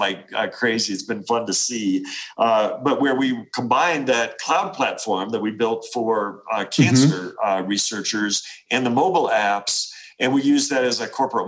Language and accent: English; Appalachia, United States; I come from Appalachia